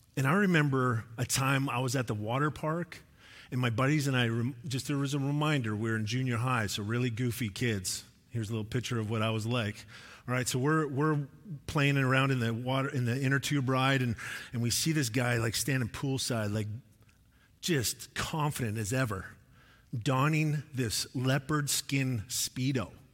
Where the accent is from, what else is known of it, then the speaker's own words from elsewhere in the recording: Sherwood Park, Alberta, Canada; moved away; when I grew up, uh, like, grade six to nine, I lived in Sherd Park, Alberta. It was just outside of Edmonton.